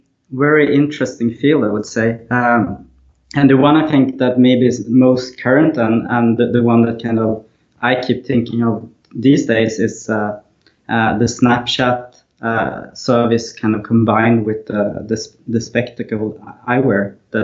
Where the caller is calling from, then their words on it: Malmö, Skåne, Sweden; So I'm in Malmö, Sweden, which is on the southern part, very close to Copenhagen